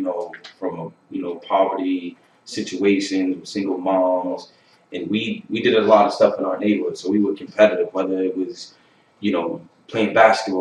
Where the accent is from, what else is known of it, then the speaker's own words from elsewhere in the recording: Boston, Massachusetts, United States; also born or lived in Holbrook, Massachusetts; I grew up in Dorchester